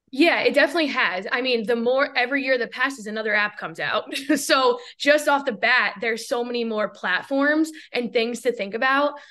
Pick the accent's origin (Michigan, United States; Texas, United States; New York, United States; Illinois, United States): New York, United States; moved away as an adult; also born or lived in Seattle; where I grew up in New York